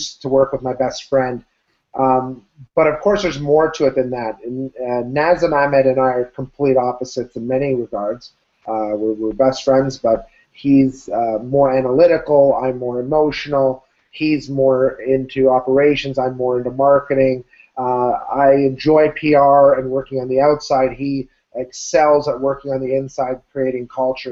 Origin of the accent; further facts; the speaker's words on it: Ottawa, Ontario, Canada; I'm from Ottawa, Canada